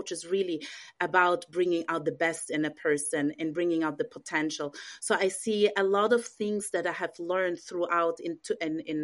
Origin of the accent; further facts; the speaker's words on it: Austria; moved away as an adult; also born or lived in Israel / England / Vienna; now in United States; I was born in Israel. I grew up in Austria. I lived a big part of my life in England. And 7 years ago, I moved to the States